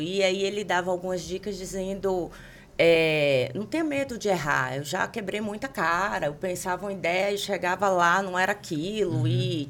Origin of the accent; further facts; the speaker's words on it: Bahia, Brazil; moved away as an adult; now in São Paulo, Brazil; eu, como uma boa baiana